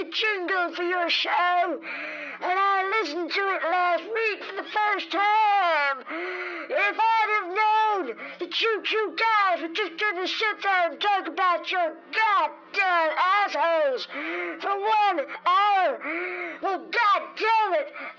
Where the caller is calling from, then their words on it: Chugwater, Wyoming, United States; I'm calling from Chugwater, Wyoming.